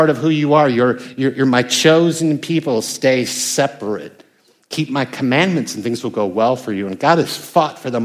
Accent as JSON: {"language": "English", "country": "United States", "said": "I'm from America. We don't have kings"}